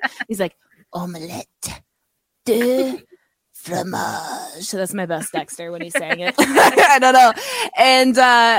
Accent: England, United Kingdom; I'm English.

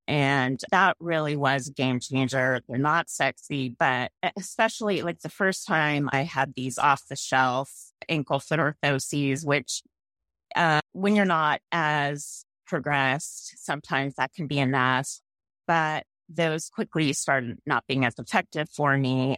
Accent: San Mateo, California, United States; also born or lived in San Francisco / Marin County; I grew up in San Mateo

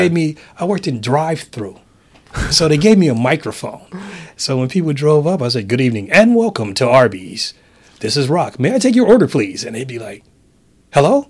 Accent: San Francisco, California, United States; I'm from San Francisco

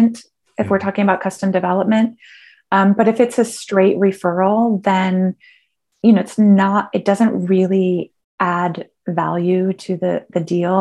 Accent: Michigan, United States; Michigan, which I'm kind of proud of because of my home state

